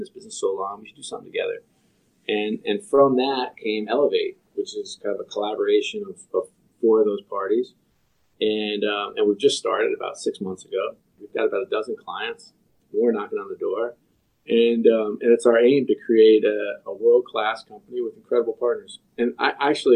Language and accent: English; New York, United States; Born and bred in New York